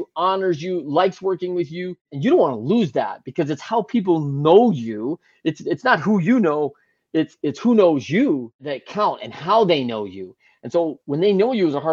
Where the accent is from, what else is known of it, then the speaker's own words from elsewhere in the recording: Great Lakes, United States; I grew up in the Great Lakes